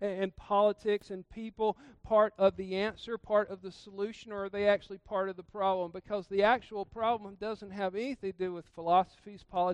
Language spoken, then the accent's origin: English; South Georgia, United States; I grew up in South Georgia